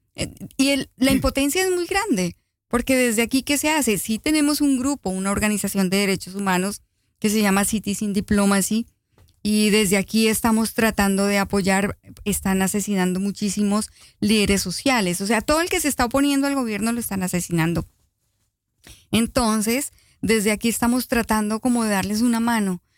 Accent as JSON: {"language": "Spanish", "country": "Colombia", "moved": "yes", "lives_now": "Netherlands", "said": "somos colombianos"}